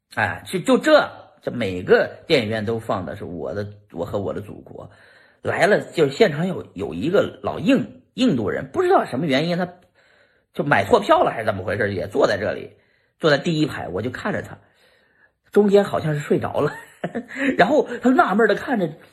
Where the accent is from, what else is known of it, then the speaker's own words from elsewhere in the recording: China; now in United States; 我们中国人